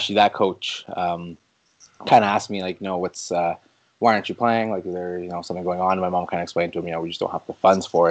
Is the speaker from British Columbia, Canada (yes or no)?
no; Smiths Falls, Ontario, Canada; I grew up in just outside of Smith Falls, Ontario